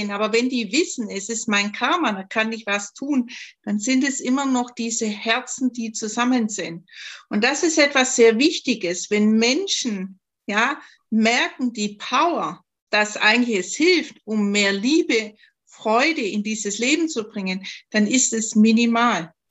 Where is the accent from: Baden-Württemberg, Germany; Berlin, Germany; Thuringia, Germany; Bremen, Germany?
Baden-Württemberg, Germany; accent: Swabian; Ich komme ja aus Schwaben, man hört es vielleicht im Dialekt.